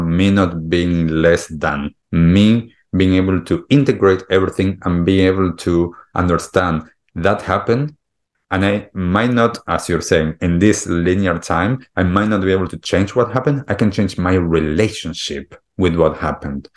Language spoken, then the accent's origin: English; Argentina; moved away; also born or lived in United States / Europe / California; I grew up in Argentina